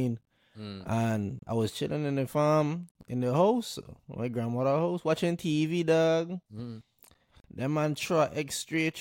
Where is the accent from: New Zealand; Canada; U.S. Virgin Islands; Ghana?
U.S. Virgin Islands; St. Croix; moved away